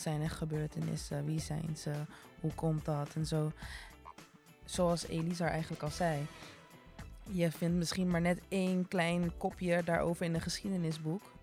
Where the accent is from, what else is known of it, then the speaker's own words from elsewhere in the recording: Rotterdam, South Holland, Netherlands; ik kom uit Rotterdam